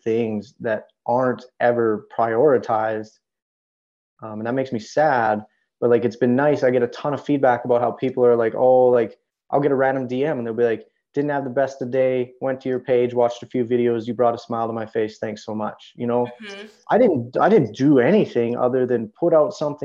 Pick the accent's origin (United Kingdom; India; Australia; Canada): Canada; moved away as an adult; also born or lived in United States; especially as a Canadian in the United States